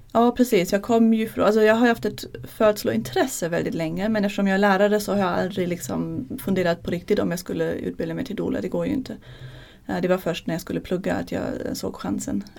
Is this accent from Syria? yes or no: no; Germany; Swedish is a second language; moved away as an adult; now in Sweden; Jag är från Tyskland